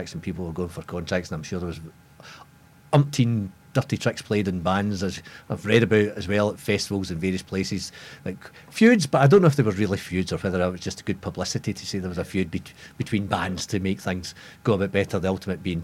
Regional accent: Glasgow, Scotland, United Kingdom; we're from the Glasgow area

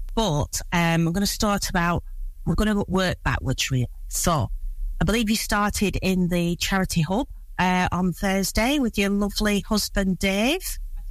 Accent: Blackburn, North West England, United Kingdom; moved away as an adult; also born or lived in Boston; I was born in Blackburn.

